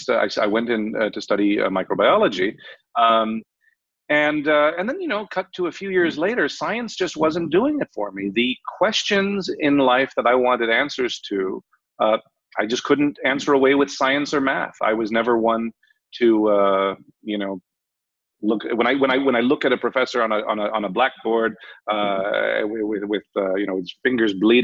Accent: Los Angeles, California, United States; moved away; also born or lived in Ireland; I grew up in Los Angeles. Between Los Angeles and Europe, actually, all my summers and winters were in either Germany or France or England or Ireland.

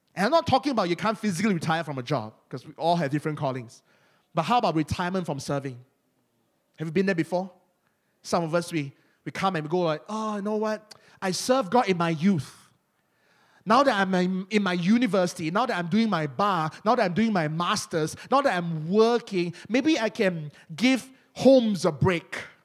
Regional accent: Malaysia; accent: Malaysian; Malaysians, we, we always like to hide our accent. Among Malaysians, our accent is thick

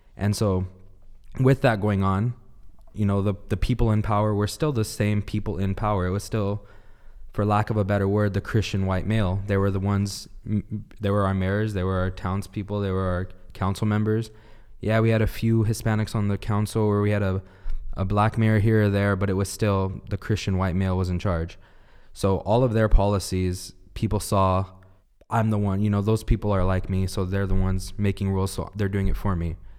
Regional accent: Downey, California, United States; My hometown, Downey

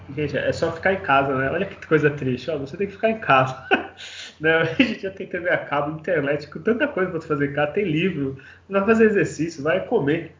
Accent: Santos, São Paulo, Brazil; eu sou santista

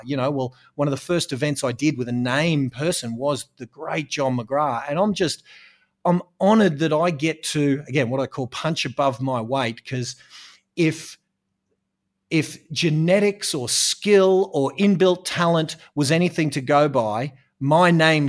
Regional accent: Australia; it's beautiful, hot down here in Australia. And so I suppose I'm an Australian real estate coach

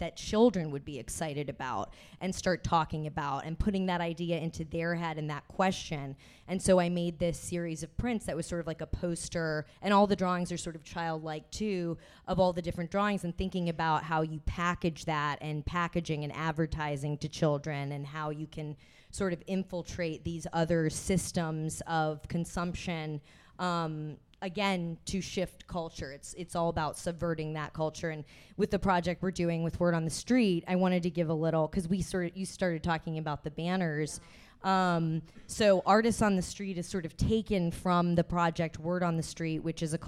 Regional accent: Texas, United States; moved away; I'm from Texas originally, so obviously a big gun culture there as well. Like, that's where I was raised.

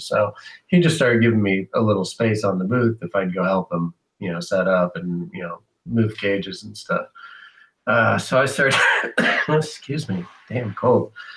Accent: San Diego, California, United States; also born or lived in Bakersfield, California; I was born in San Diego

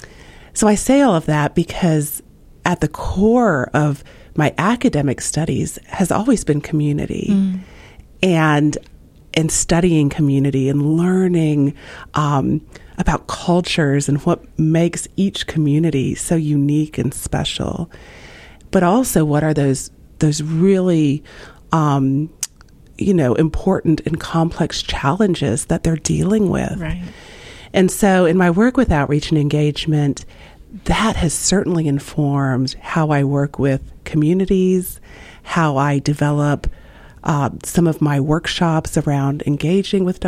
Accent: Slidell, Louisiana, United States; moved away as an adult; now in Ohio, United States; I grew up right outside of New Orleans in a town called Slidell

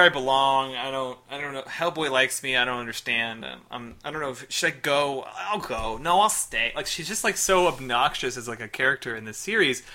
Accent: Chicago, Illinois, United States; I am from Chicago

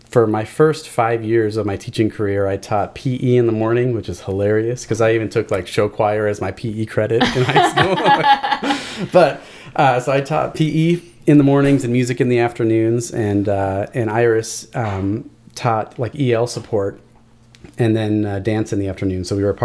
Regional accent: Chula Vista, California, United States; Vista. It's my

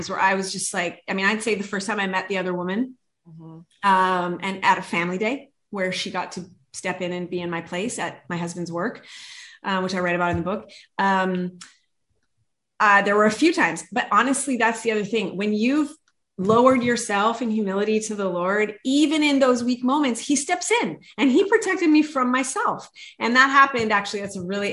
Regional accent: Canada; moved away as an adult; now in West Coast, United States; as a Canadian

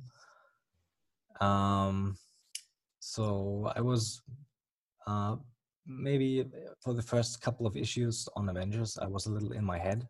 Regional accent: Germany; accent: German; English is a second language; as you may or may not hear from the accent, I'm from Germany

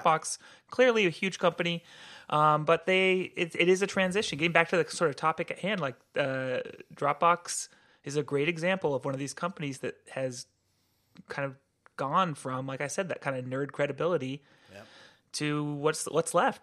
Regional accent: Santa Cruz, California, United States; moved away as an adult; I grew up in Santa Cruz, California

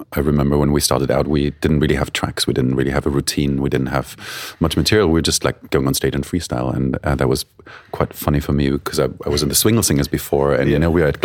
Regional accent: Black Forest, Baden-Württemberg, Germany; moved away; I'm from the Black Forest in Germany.

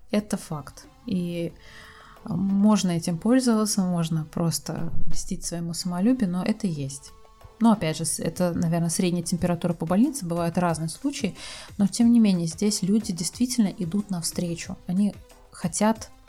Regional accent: Russia; now in Turkey; я сама из России, и вот в тот момент, когда я ступила на турецкую землю, сошла с самолета со своими чемоданами, у меня откуда ни возьмись появилось ощущение легкости.

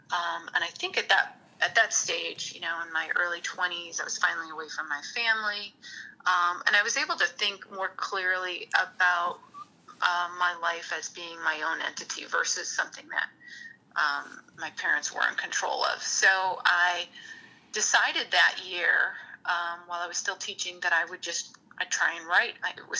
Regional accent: Hammond, Indiana, United States; born there; also born or lived in Lansing; Well, I was born in Hammond, Indiana, so you're so close to the border there.

